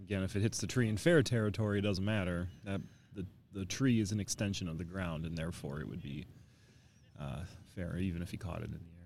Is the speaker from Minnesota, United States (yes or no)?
no; Canton, Michigan, United States; my hometown, uh, from Canton, Michigan here